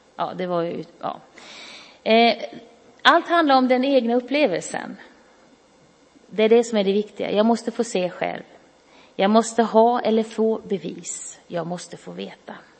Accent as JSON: {"language": "Swedish", "town": "Karlskrona", "region": "Blekinge", "country": "Sweden", "tie": "born or raised there", "said": "jag växte upp i Karlskrona"}